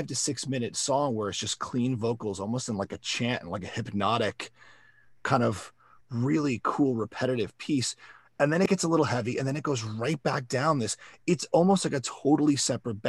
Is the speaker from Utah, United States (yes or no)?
no; South Florida, United States; I was growing up in South Florida